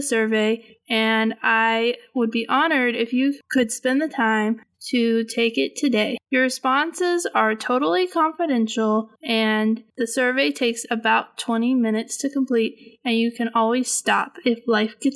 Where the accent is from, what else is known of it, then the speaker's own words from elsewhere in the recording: California, United States; I grew up in California